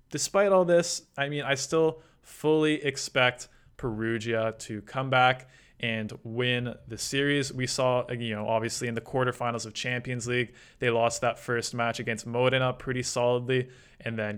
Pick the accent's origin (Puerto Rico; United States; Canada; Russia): Canada; It's a bit frustrating to watch as a Canadian fan